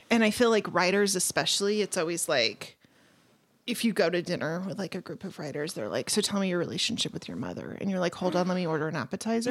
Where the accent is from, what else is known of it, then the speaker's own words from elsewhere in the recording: Las Vegas, Nevada, United States; now in Utah, United States; I grew up in Las Vegas, Nevada